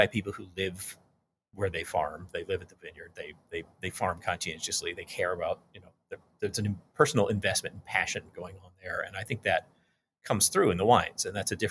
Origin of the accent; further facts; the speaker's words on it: Texas, United States; I grew up in Texas